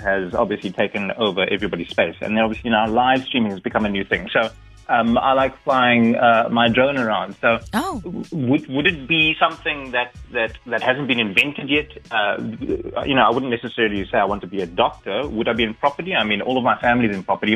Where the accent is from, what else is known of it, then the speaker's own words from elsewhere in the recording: Cape Town, Western Cape, South Africa; I'm originally from Cape Town